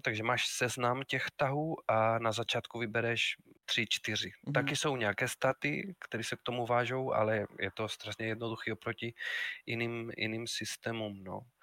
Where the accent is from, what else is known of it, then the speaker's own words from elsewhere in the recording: Spain; Czech is a second language; moved away as an adult; also born or lived in Madrid; now in Brno, Czech Republic; pocházím ze Španělska, ale žiju už v České republice víc než 22 let